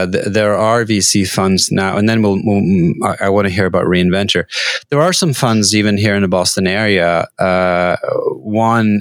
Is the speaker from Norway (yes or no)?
yes; Norway; I come from Norway